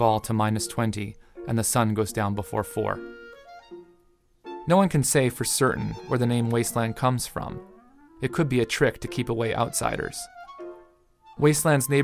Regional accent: United States; moved away as an adult; now in China; I'm an American

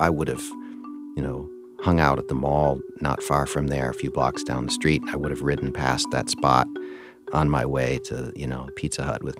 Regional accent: Mankato, Minnesota, United States; moved away as an adult; I grew up in Mankato, a white kid

